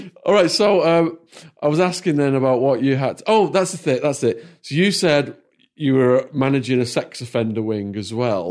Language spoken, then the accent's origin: English; Widnes, North West England, United Kingdom; moved away as an adult; also born or lived in United States; my hometown